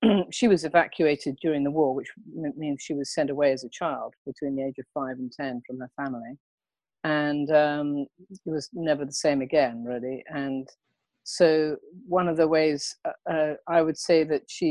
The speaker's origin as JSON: {"language": "English", "area": "Hertfordshire", "region": "East of England", "country": "United Kingdom", "tie": "born or raised there", "moved": "as an adult", "lives_now": "Los Angeles, United States", "said": "I grew up in Hertfordshire, in England"}